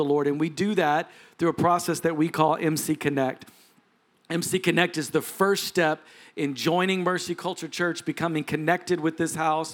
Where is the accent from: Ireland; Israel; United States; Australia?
United States; Texas; I'm a Texan